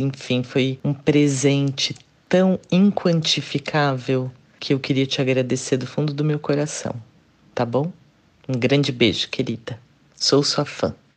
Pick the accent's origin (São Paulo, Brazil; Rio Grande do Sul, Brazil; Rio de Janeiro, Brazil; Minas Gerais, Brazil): São Paulo, Brazil; sou de São Paulo